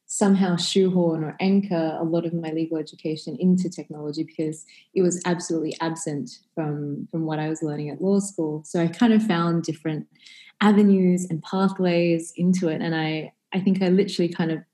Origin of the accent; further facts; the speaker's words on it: Australia; Growing up in Australia, certainly a heavily kind of Western culture